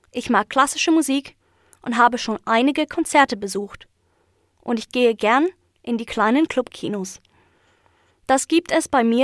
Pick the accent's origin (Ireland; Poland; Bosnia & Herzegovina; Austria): Ireland; German is a second language; now in Leipzig, Germany; Ich komme aus Irland.